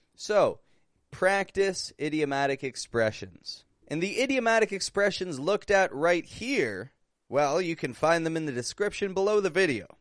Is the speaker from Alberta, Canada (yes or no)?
no; Toronto, Ontario, Canada; I'm from Toronto, Canada, and I'm actually back up in Canada now.